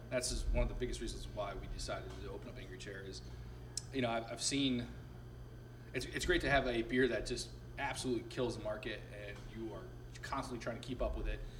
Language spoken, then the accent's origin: English; Sarasota, Florida, United States; also born or lived in Binghamton, New York; my parents retired in, in, Sarasota, and that's where I uh, was really raised